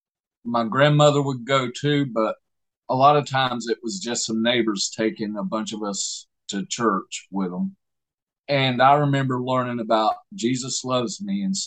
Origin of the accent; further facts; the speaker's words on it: Southeast Alabama, United States; I was born in Southeast Alabama